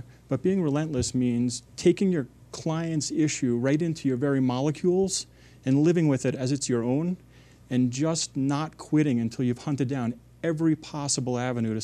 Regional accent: Port Jefferson, New York, United States; I grew up in Port Jefferson, which is a town on the North Shore of Long Island, about 70 miles outside of New York City.

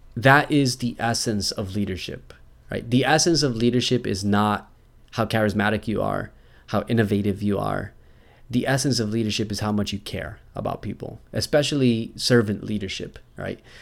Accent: United States

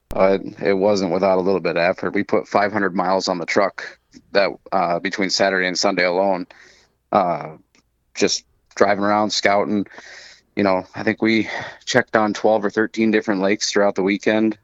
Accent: Minnesota, United States; when we moved to Minnesota, when I was six

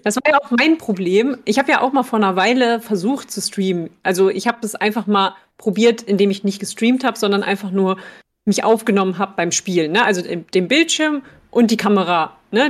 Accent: Germany; Als Deutsche

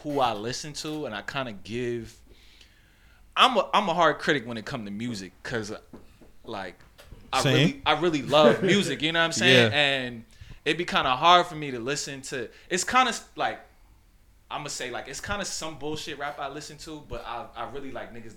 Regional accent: South Carolina, United States; born or raised there; also born or lived in Maryland

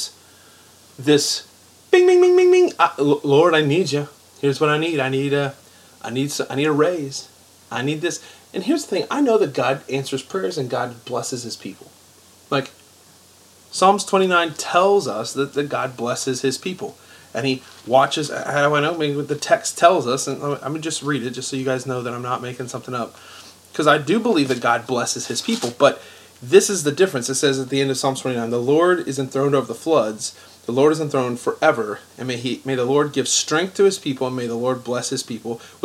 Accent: United States; we're Americans. We live in America

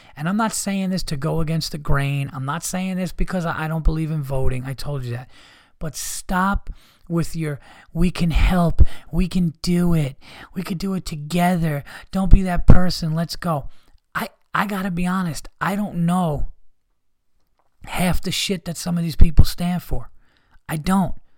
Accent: United States; as an American

